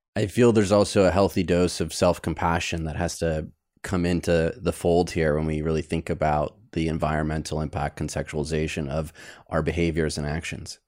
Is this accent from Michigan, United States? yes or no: yes; Detroit, Michigan, United States; now in Los Angeles, United States; I grew up in Detroit